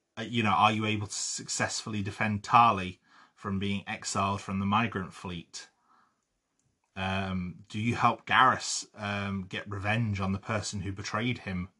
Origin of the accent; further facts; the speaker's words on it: London, United Kingdom; moved away; I was born outside of London and grew up very, very close to London